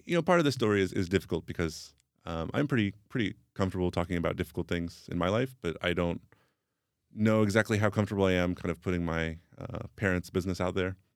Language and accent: English; Atlanta, Georgia, United States; first language English; moved away as an adult; also born or lived in Sacramento, California; now in Prague, Czech Republic; I mostly grew up in the South, in, in Atlanta, Georgia, but I was in California long enough not to pick up the, the accent